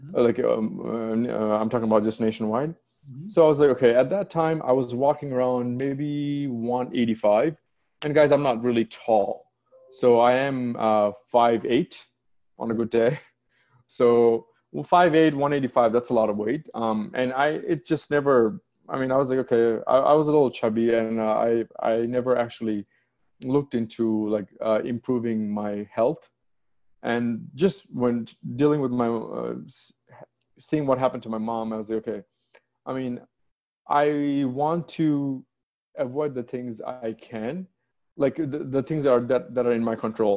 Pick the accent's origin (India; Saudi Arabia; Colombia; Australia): Saudi Arabia; also born or lived in Bangladesh / United Kingdom / Washington, D.C. / Austin; now in United States; I was born in Bangladesh, and I grew up in Saudi Arabia.